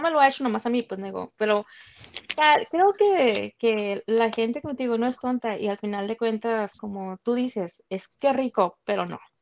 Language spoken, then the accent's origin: Spanish; Sonora, Mexico; moved away as an adult; soy de Sonora